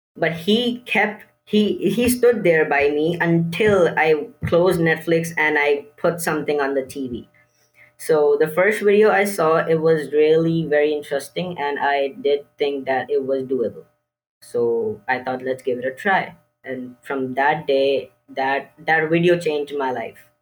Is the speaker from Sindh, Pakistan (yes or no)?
yes; Karachi, Sindh, Pakistan; I'm sixteen years old, and I'm from Pakistan, Karachi.